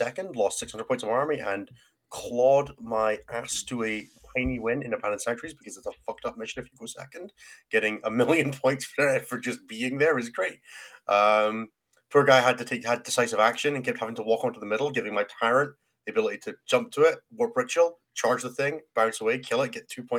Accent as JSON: {"language": "English", "region": "Scotland", "country": "United Kingdom", "accent": "Scottish", "said": "I'm a Scottish dude."}